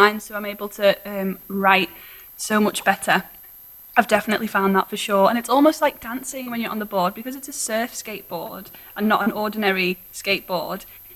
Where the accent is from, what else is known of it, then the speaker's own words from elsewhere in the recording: Liverpool, North West England, United Kingdom; But I am from Liverpool